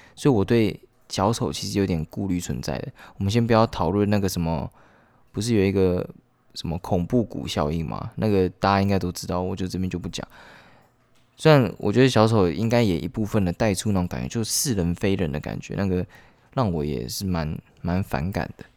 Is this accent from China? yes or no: no; central Taiwan, Taiwan; moved away as an adult; 我是中部人，然后我来北部上学这样